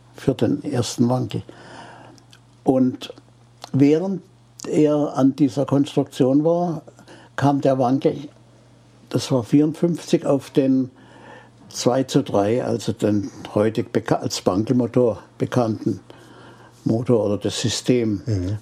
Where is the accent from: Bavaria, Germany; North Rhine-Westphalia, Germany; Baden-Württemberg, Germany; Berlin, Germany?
Baden-Württemberg, Germany; Freiburg; ich komme ja aus Freiburg.